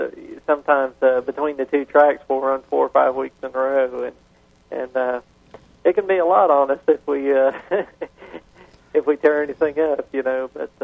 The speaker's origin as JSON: {"language": "English", "town": "San Antonio", "region": "Texas", "country": "United States", "said": "San Antonio."}